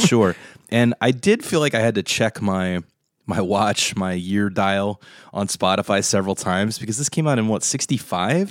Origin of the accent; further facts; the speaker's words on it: Delaware, United States; we're from Delaware